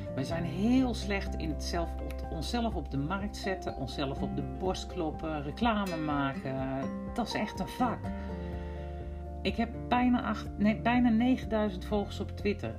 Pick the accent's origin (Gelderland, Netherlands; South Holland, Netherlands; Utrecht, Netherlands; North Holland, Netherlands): Utrecht, Netherlands; accent: Utrechts; now in Drenthe, Netherlands; ik kan heel goed horen waar mijn roots liggen in het Utrechtse. En ik woon in Drenthe